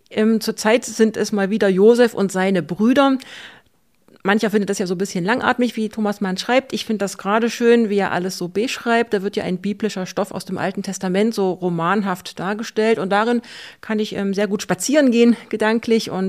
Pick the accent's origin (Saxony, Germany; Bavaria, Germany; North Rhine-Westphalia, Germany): Saxony, Germany; in der Gegend, wo ich herkomme, im Vogtland und im angrenzenden Erzgebirge, ist das ja auch ganz besonders typisch